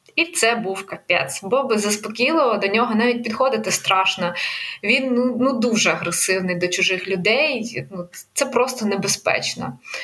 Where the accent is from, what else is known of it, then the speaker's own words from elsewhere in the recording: Kyiv, Ukraine; moved away as an adult; я з Києва